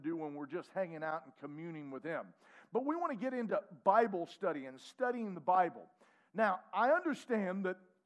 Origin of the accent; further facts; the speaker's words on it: United States; I am as American as you can believe.